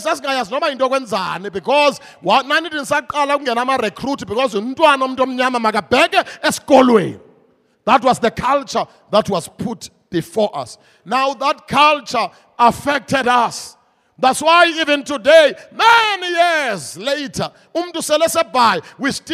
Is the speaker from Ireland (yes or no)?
no; Mthatha, Eastern Cape, South Africa; moved away; I come from the Transkei, old Transkei, Kulele Mtata, and right there, Mtata, we had a president in our homeland